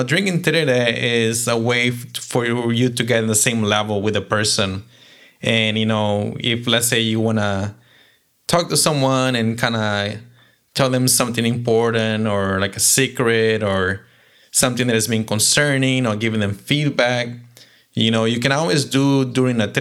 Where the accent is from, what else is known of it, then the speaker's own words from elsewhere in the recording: Paraguay; now in Orlando, United States; I'm from Paraguay, you know, coming to Orlando, Florida